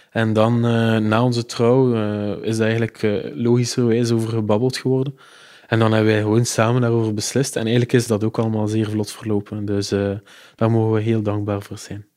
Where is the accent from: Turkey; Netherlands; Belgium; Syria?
Belgium; Ghent, Flanders; Ik ben een geboren Gentenaar en ook alles doorlopen, dus schoolgaande jeugd, hogere studies, allemaal in Gent gedaan